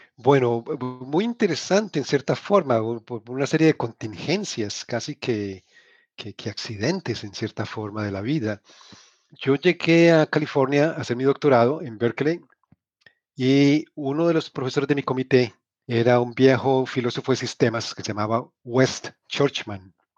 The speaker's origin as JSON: {"language": "Spanish", "town": "Cali", "region": "Valle del Cauca", "country": "Colombia", "tie": "born or raised there", "also_born_or_lived": "Manizales, Colombia", "moved": "as an adult", "lives_now": "United States", "said": "nací en Colombia, crecí en Colombia, nací en Manizales, crecí en Cali."}